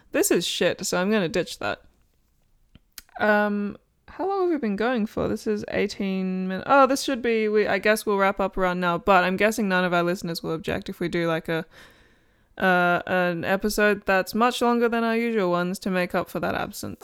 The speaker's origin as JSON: {"language": "English", "country": "Australia", "moved": "yes", "lives_now": "United Kingdom", "said": "I'm Australian"}